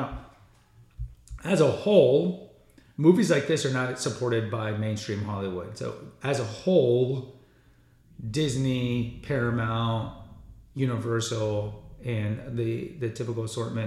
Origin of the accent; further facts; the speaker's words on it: Mexico; I am from Mexico